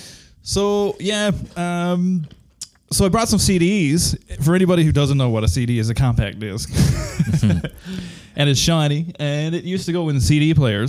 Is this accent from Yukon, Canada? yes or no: no; Newfoundland and Labrador, Canada; We are Canadians. We're from Newfoundland.